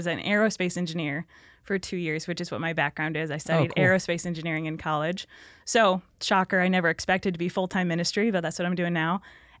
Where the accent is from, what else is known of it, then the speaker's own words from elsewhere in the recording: Minnesota, United States; So Northern Minnesota.